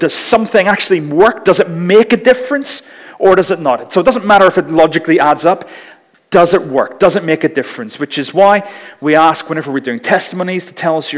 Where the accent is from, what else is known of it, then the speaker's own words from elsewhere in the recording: Northern Ireland, United Kingdom; growing up in Northern Ireland